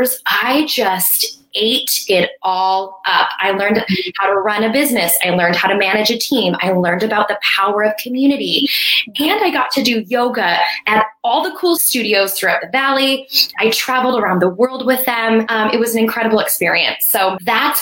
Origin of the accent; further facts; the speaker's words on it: Colorado, United States; moved away as an adult; also born or lived in Arizona; I'm from Colorado and came to school at ASU